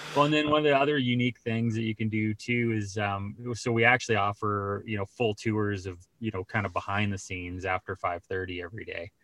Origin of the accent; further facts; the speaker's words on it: Colorado Springs, Colorado, United States; I grew up in Colorado